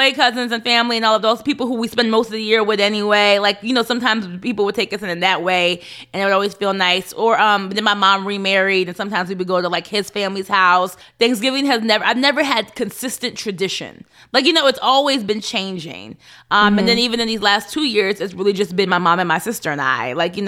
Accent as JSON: {"language": "English", "country": "United States", "said": "I think that's where I feel the split in me being African American and my parents right. being Kenyan."}